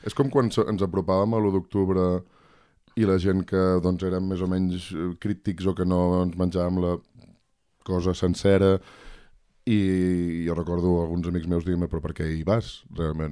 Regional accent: Salt, Catalonia, Spain; moved away as an adult; also born or lived in Girona; now in Barcelona, Spain; Jo sóc de Salt, que ja és una ciutat petita, un poble supeditada una cosa més gran que era Girona

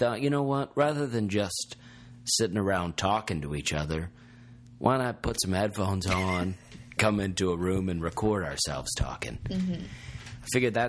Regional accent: Alabama, United States; accent: Alabama; my Alabama accent

